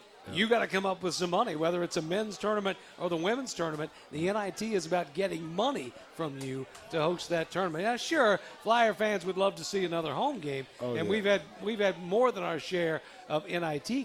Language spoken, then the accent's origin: English; Waynesville, Ohio, United States; my hometown of Waynesville